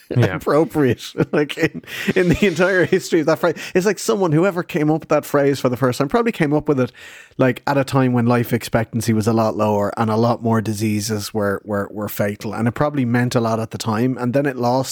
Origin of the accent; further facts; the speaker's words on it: Madrid, Community of Madrid, Spain; born there; I was born here in Madrid.